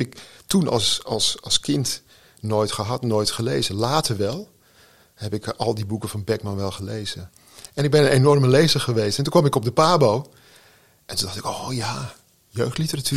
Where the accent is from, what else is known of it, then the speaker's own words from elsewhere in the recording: Texel, North Holland, Netherlands; Ik woon op Texel, ik ben opgegroeid op Texel